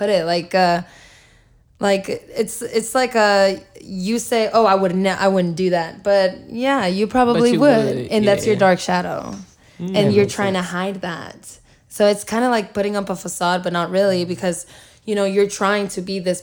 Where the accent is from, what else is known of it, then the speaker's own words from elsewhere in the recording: El Salvador; I'm not Mexican. Yeah. I'm Salvadorian.